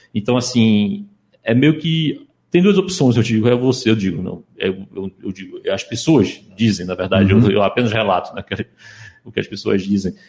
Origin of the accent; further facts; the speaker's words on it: Recife, Pernambuco, Brazil; moved away; also born or lived in Ukraine; eu cresci aqui, cresci aqui em Recife